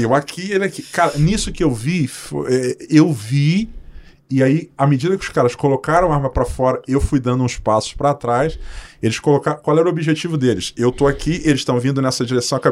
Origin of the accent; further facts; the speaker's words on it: Cruz do Espírito Santo, Paraíba, Brazil; also born or lived in Rio de Janeiro; now in Londrina, Brazil; Eu nasci numa cidade chamada Cruz do Espírito Santo, na, na Paraíba